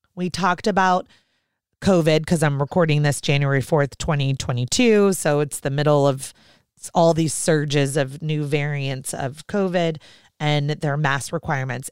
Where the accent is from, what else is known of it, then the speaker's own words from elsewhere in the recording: Orlando, Florida, United States; moved away; growing up in Orlando